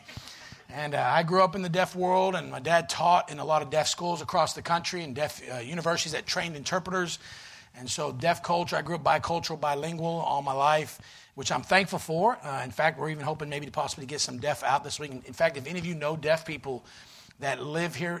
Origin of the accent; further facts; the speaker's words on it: Florida, United States; moved away; also born or lived in Pennsylvania; I'm originally a Southern boy. I was born in Florida.